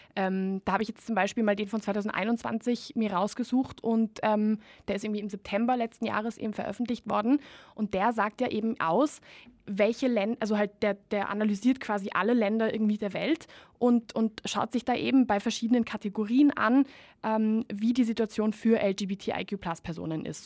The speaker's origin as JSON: {"language": "German", "country": "Spain", "moved": "yes", "said": "ich bin ja ursprünglich Spanierin"}